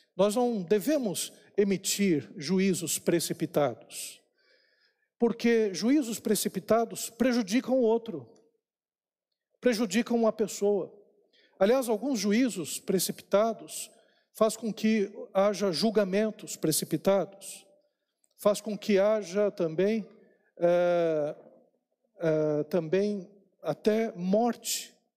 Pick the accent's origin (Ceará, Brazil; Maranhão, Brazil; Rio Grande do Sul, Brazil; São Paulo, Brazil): São Paulo, Brazil; eu nasci eh, lá em São Paulo, na maternidade lá na Praça da Árvore.